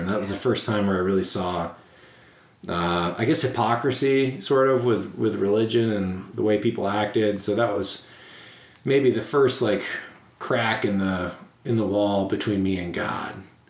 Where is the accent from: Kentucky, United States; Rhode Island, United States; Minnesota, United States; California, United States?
Rhode Island, United States; Warwick; also born or lived in Portsmouth, New Hampshire; I grew up in Providence, Rhode Island, just outside of it, Warwick. So super Italian, super Catholic area.